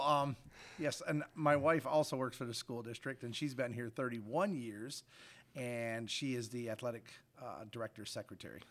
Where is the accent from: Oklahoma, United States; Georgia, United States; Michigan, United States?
Michigan, United States; Fruitport; currently live in the district. Also graduated from the district from 1987